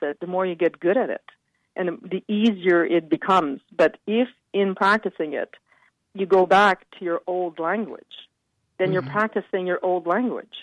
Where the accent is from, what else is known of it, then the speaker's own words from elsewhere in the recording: Montreal, Quebec, Canada; here I'm in Montreal